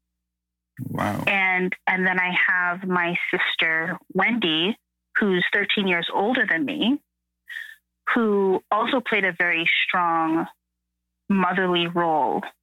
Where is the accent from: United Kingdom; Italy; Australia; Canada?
Canada; I'm first generation Canadian